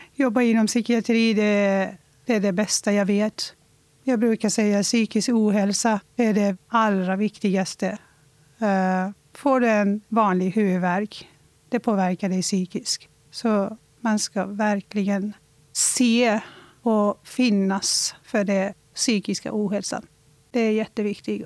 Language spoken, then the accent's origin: Swedish; Iran; now in Sweden; Jag föddes i Iran